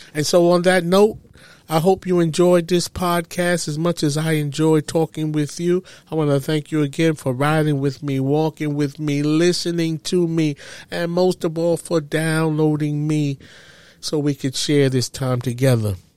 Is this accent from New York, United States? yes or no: yes; New York City, New York, United States; I loved growing up in Harlem